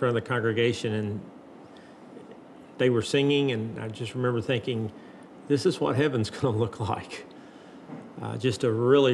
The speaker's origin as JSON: {"language": "English", "region": "Western Kentucky", "country": "United States", "tie": "born or raised there", "also_born_or_lived": "Indiana", "moved": "as an adult", "lives_now": "Saipan, Northern Mariana Islands", "said": "I'm from originally from Western Kentucky."}